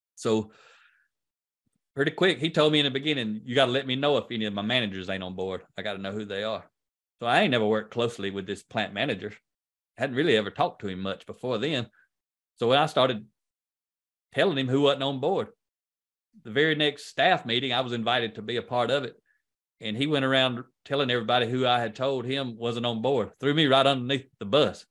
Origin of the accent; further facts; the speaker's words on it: United States; accent: country; I'm much better at speaking country than, than I am English